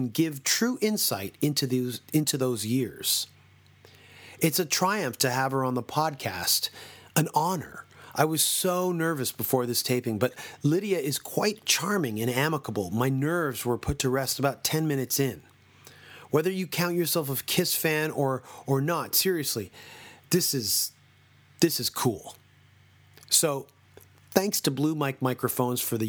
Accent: Toronto, Ontario, Canada; We're from Toronto. Our whole band's from Toronto

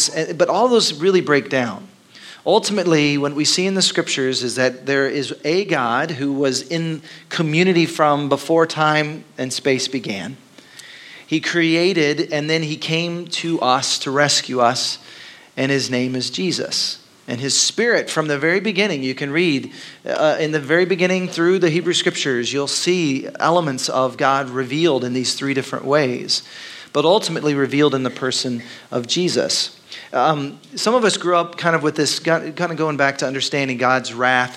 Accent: Dallas, Texas, United States; moved away as an adult; now in Austin, United States; I grew up in Texas, but it was Dallas, which is very different than Austin.

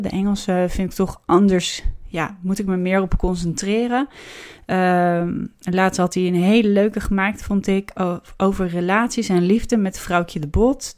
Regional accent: Amsterdam, North Holland, Netherlands; als Amsterdammer

